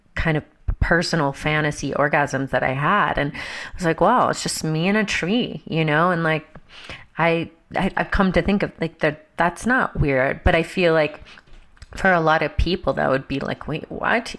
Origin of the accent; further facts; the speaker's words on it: Georgia, United States; growing up in Georgia in the Bible Belt